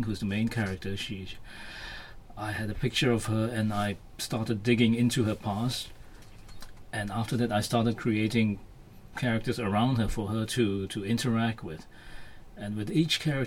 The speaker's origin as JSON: {"language": "English", "region": "Penang", "country": "Malaysia", "tie": "born or raised there", "also_born_or_lived": "Kuala Lumpur, Malaysia", "said": "I was born in Penang and I stayed there until I was about 5 or 6 years old. And after that, my family moved down to Kuala Lumpur. I only discovered what a special place Penang is when we moved back there again when I was about 12 years old"}